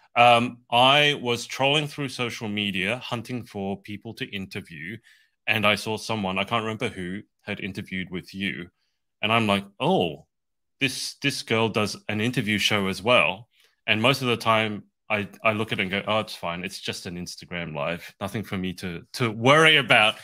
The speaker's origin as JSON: {"language": "English", "country": "Australia", "said": "I'm from Australia. That's why I have this weird accent"}